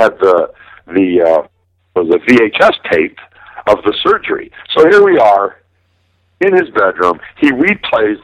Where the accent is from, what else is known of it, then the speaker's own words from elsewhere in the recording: Milwaukee, Wisconsin, United States; now in Las Vegas, United States; I'm from Milwaukee